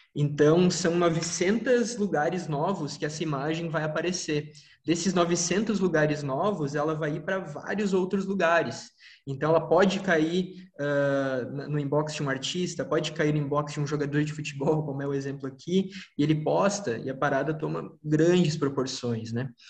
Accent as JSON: {"language": "Portuguese", "town": "São Leopoldo", "region": "Rio Grande do Sul", "country": "Brazil", "also_born_or_lived": "São Paulo", "moved": "yes", "said": "Eu sou de São Leopoldo, Rio Grande do Sul. Agora eu tô aqui em São Paulo"}